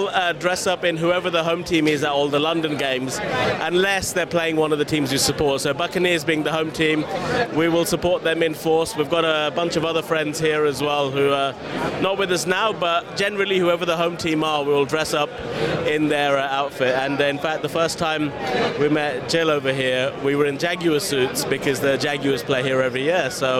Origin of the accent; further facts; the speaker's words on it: India; And I'm Indian, so even above cricket, right?